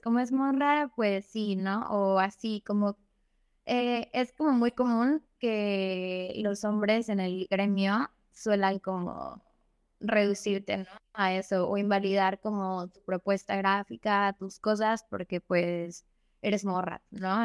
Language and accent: Spanish; Xalapa, Veracruz, Mexico; yo soy de, de Jalapa y allá hay muchos artistas